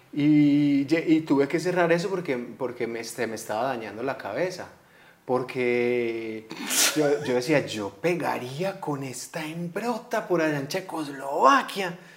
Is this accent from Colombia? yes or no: yes; Colombia; si somos colombianos